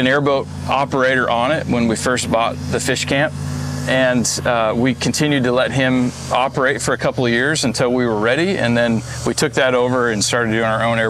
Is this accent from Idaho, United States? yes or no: no; Arizona, United States; moved away as an adult; also born or lived in Utah; now in St. Cloud, Florida, United States; I come from Arizona. I went to school in Utah